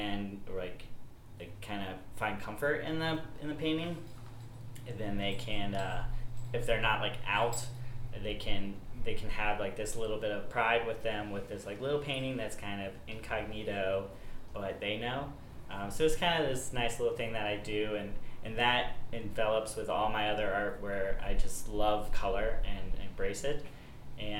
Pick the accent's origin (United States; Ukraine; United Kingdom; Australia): United States; Powell, Ohio; also born or lived in Erie, Pennsylvania; I am from Powell, Ohio, technically from Erie, Pennsylvania, but grew up in Powell